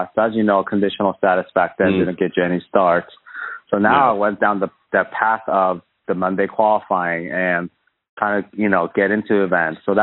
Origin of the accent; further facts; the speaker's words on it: Chambers Bay, Washington, United States; It's in my hometown